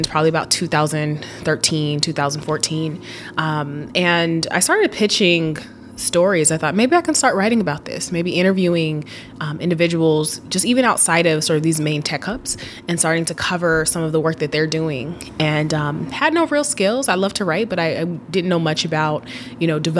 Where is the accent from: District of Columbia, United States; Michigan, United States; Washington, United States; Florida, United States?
Washington, United States; Seattle; growing up in Seattle and going back to my love for Seattle, I grew up in a very sort of like high-tech environment